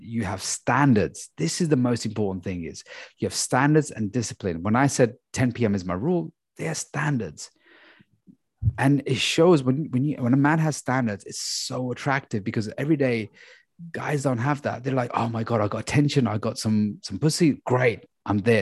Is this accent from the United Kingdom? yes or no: yes; London, United Kingdom; we're from London